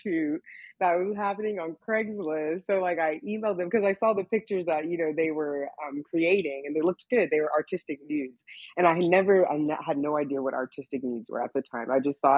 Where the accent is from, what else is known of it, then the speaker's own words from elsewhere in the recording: Texas, United States; now in Los Angeles, United States; I came from a very, very strict childhood. I'm from Texas, and I'm from like the Bible Belt